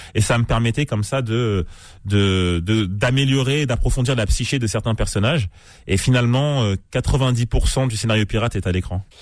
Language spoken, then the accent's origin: French; Cergy, Île-de-France, France; j'ai grandi à Cergy dans le 95